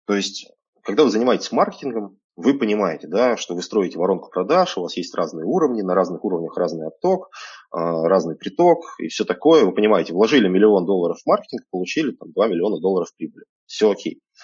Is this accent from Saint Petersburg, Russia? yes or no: no; Krasnoyarsk, Krasnoyarsk Krai, Russia; moved away as an adult; also born or lived in Moscow; now in Barcelona, Spain; Я когда-то родился в Красноярске, а сейчас мне 36